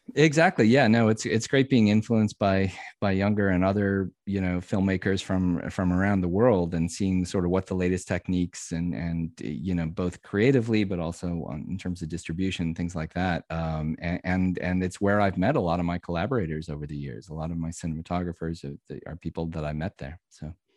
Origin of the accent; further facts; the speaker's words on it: Omaha, Nebraska, United States; moved away as an adult; also born or lived in Wisconsin / St. Louis / Washington, D.C.; I was born in Wisconsin, but pretty much grew up in Nebraska and Omaha